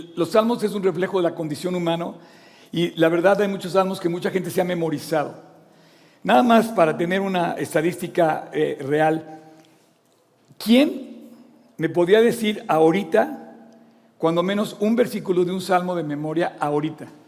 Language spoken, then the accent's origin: Spanish; Mexico; soy mexicano y me enorgullece ser mexicano.